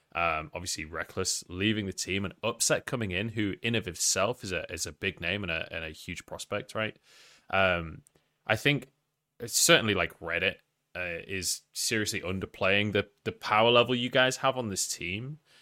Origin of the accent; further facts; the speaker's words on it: England, United Kingdom; I was scared as an Englishman in Paris